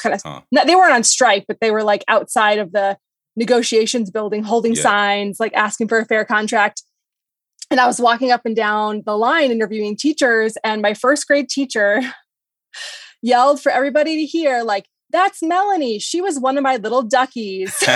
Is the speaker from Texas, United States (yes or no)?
no; New Hampshire, United States; moved away as an adult; now in Denver, United States; I'm not from Colorado. I'm from New Hampshire. Okay. And after college, I took a job at my hometown newspaper.